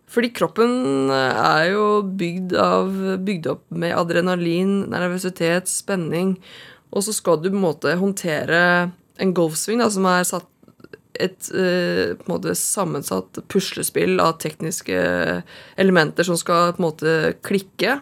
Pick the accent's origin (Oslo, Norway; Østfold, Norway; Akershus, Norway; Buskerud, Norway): Oslo, Norway; har vokst opp her i Oslo, eh, et sted som heter Holmendammen